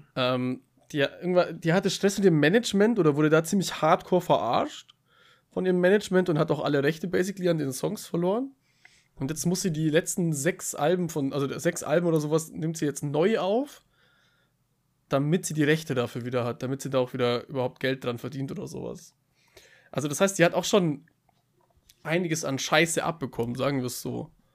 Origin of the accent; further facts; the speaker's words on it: Bavaria, Germany; ich komme aus Bayern